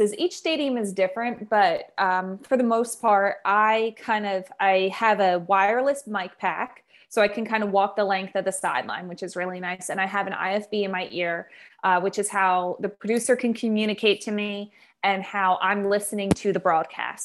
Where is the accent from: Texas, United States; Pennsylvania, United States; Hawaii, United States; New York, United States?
Pennsylvania, United States; Philadelphia; also born or lived in Maryland; We're both from the Philadelphia area